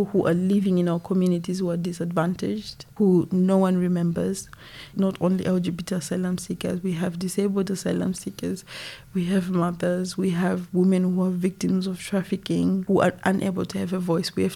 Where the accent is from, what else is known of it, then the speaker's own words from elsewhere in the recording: Zimbabwe; moved away as an adult; now in United Kingdom; I was born in Zimbabwe, back home, and also coming to the UK